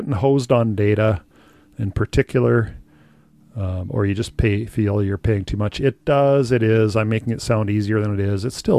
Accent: United States; now in Canada; originally growing up in the States

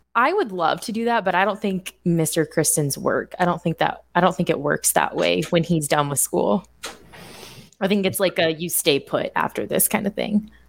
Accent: Indiana, United States; born or raised there; moved away

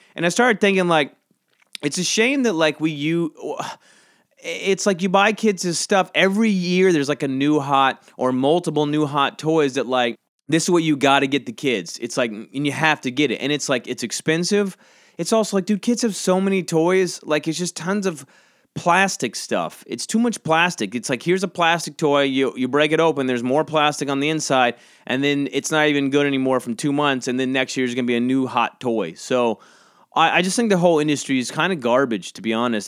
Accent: Georgia, United States; now in New York City, United States; I grew up in Georgia, and now I live in New York

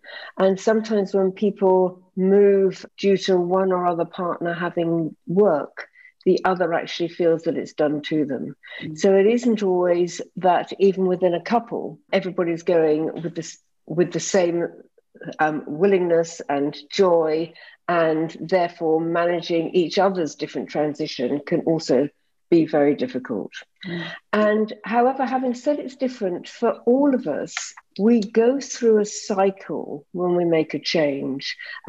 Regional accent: United Kingdom; moved away; I had actually assumed that, I came from Britain and that my qualifications would just be jumped upon

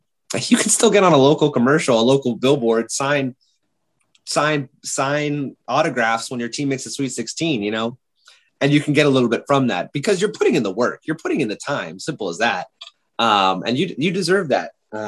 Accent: West Coast, United States; I grew up on the West Coast.

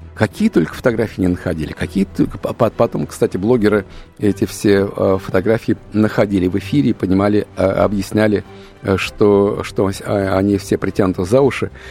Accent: Russia; у нас русских

